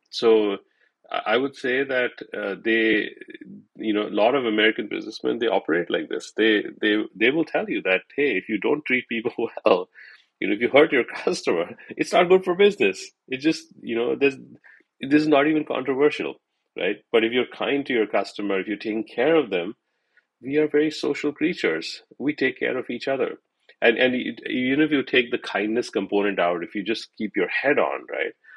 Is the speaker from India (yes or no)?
yes; India; growing up in India